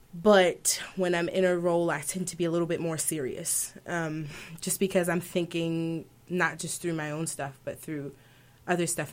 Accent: Baltimore, Maryland, United States; I'm from Baltimore, Maryland, so we were from Baltimore City, and just were used to rap and R&B being all, all around us

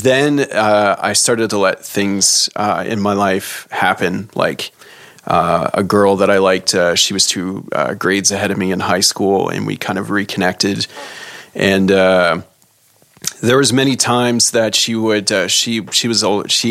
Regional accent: Saint John, New Brunswick, Canada; moved away; So in the summer times back home in St. John, my parents, they would leave and go to St. Martin's, New Brunswick, because I'm from St. John, New Brunswick

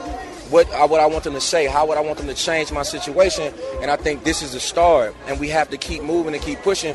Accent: Meridian, Mississippi, United States; I'm from Mississippi.

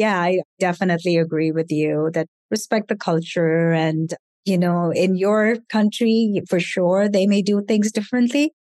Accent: India; because I am from India. And in India, it's frowned upon to show your body in a way that's somewhat risque

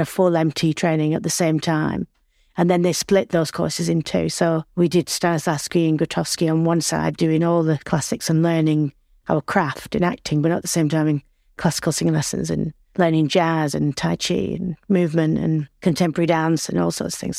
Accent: Accrington, North West England, United Kingdom; accent: Northern; I was born and bred in Lancashire, I'm from Accrington.

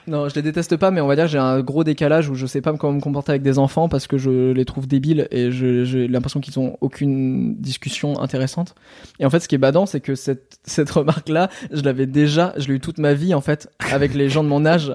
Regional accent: Normandy, France; je suis normand

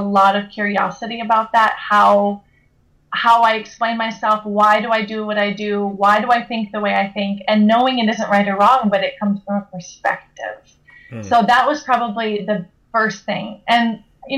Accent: Williston, North Dakota, United States; moved away as an adult; now in Switzerland; I'm a born American, born and raised in Williston, North Dakota

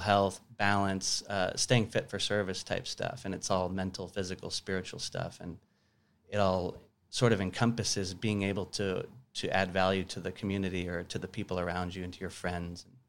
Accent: Tucson, Arizona, United States; also born or lived in Sierra Vista, Arizona / Flagstaff, Arizona / Phoenix, Arizona; born in Tucson, lived there till I was fifteen, then I moved to Sierra Vista, which is a small town in southern Arizona.

